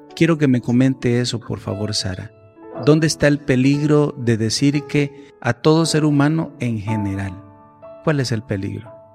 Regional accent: El Salvador; nosotros como sociedad salvadoreña

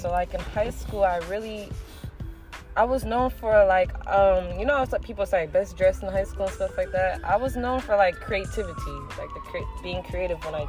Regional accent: San Diego, California, United States; also born or lived in La Mesa / Lemon Grove; I was born in San Diego, raised in San Diego too

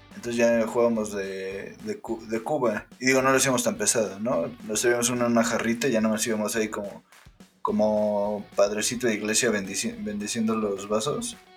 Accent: Mexico; como mexicano

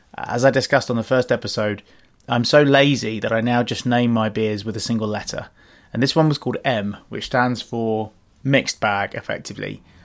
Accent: London, United Kingdom; also born or lived in Australia; Growing up in West London, Ealing, Fuller's was our local brewery

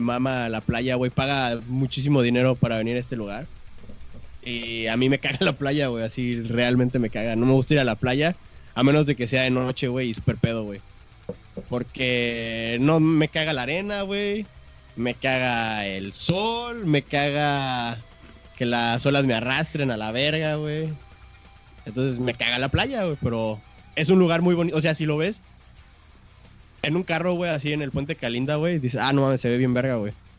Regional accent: Guadalajara, Jalisco, Mexico; soy de Guadalajara

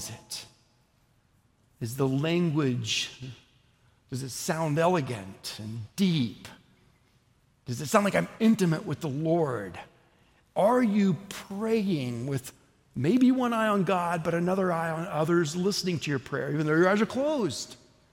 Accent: Oklahoma, United States; I'm from Oklahoma.

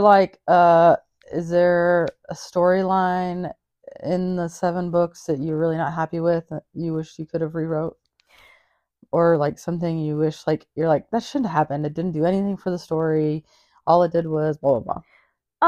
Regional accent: Wisconsin, United States; I'm from Wisconsin

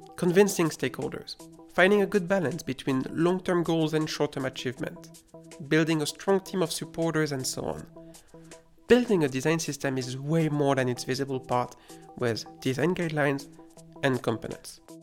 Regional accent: France; accent: French; English is a second language; my terrible French accent

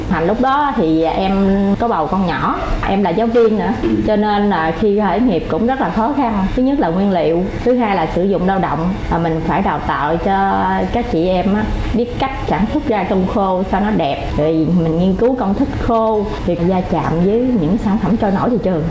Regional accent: Chợ Mới, An Giang, Vietnam

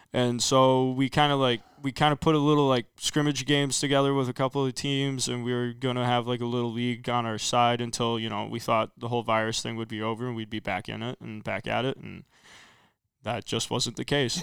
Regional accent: Rockford, Illinois, United States; also born or lived in Winnebago; I'm originally from Rockford. I ended up moving out to Winnebago, my freshman year of high school.

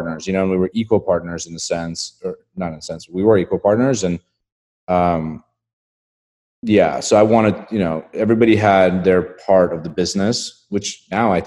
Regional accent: Estonia; moved away; I grew up in a country called Estonia

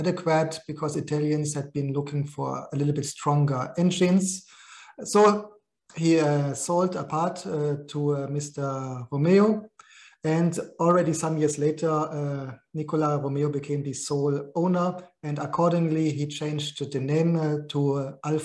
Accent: Germany; my hometown in Germany

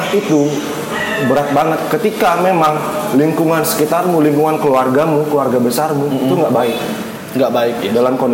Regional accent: Denpasar, Bali, Indonesia; Emang di Denpasar dari kecil. Aku dari kecil bapakku udah di Denpasar.

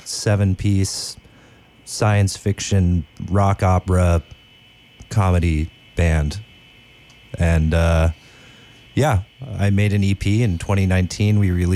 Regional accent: Sacramento, California, United States; also born or lived in Eugene, Oregon; now in New Orleans, United States; I grew up in the Sacramento area. I lived in Oregon for 8 years after that, in Eugene, Oregon. I moved to New Orleans about 7 years ago, and... yeah, I love it here.

